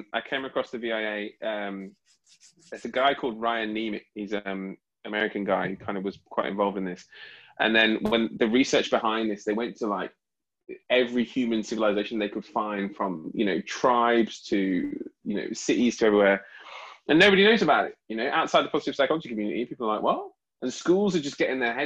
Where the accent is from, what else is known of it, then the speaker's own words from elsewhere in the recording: United Kingdom; I'm very proud of being British.